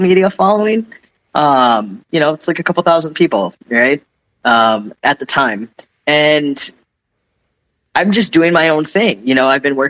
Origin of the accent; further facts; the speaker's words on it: Midwest, United States; moved away; growing up in the Midwest, high schools are a little different.